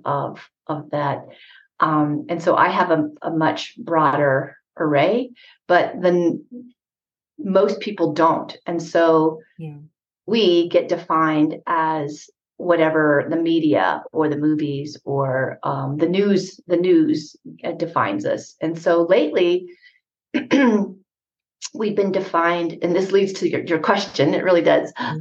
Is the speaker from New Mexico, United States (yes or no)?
yes; Jemez Pueblo, New Mexico, United States; I'm from the Pueblo of Jemez. That's one of the 19 pueblos in New Mexico